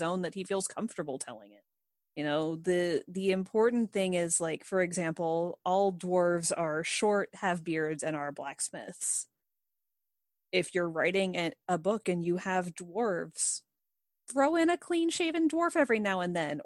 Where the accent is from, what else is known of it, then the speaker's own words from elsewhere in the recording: United States; Monica and I are both Caucasian females who were born and raised in the United States of America.